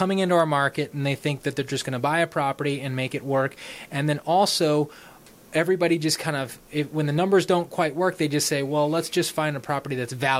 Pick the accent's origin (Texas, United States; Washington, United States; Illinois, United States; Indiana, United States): Texas, United States; Austin; now in Oklahoma City, United States; I'm actually from Austin, and it was a beautiful city growing up